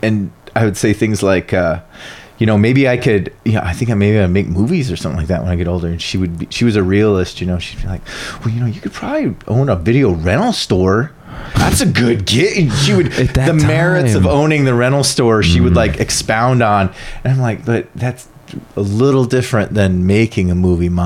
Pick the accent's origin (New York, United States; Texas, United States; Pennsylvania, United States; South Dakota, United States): South Dakota, United States; now in Arkansas, United States; my mom and dad in South Dakota is where I grew up